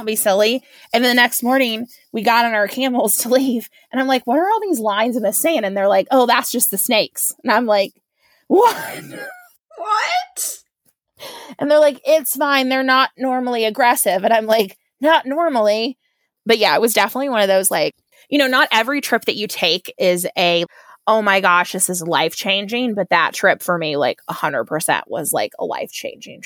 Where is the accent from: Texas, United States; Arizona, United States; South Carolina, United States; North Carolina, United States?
North Carolina, United States; moved away; I grew up in the South, and like, my family doesn't travel